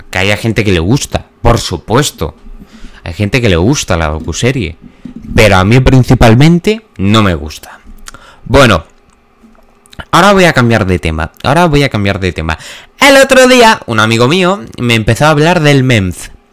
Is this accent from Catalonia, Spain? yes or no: no; Villanueva de la Serena, Extremadura, Spain; yo al parecer soy de Villanueva de la Serena